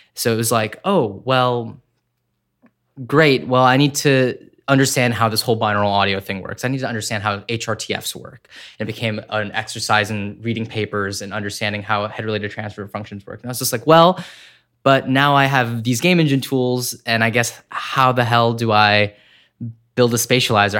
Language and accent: English; Corning, New York, United States; I grew up in upstate New York in a small town called Corning